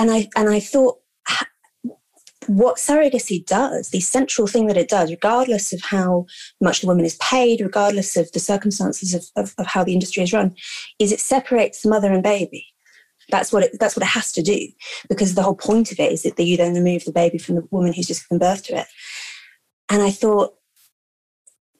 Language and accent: English; London, United Kingdom; I grew up in London, middle-class family